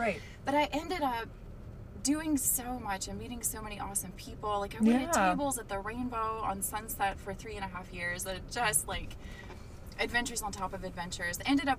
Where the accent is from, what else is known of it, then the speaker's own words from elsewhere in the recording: Murfreesboro, Tennessee, United States; moved away as an adult; also born or lived in Pittsburgh, Pennsylvania / Los Angeles, California; now in Pittsburgh area, United States; So I grew up just outside of Nashville, Tennessee, in the geographical center of the state of Tennessee. Murfreesboro.